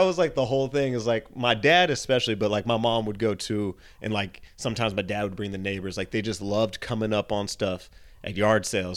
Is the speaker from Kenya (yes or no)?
no; San Jose, California, United States; moved away; San Jose, California